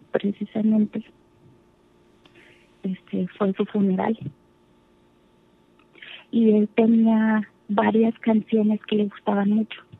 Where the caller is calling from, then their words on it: Texas, United States; Vivo en Texas.